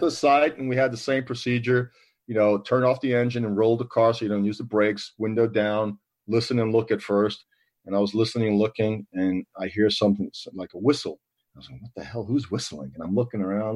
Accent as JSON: {"language": "English", "town": "New York City", "region": "New York", "country": "United States", "said": "I was from New York City, where I came from"}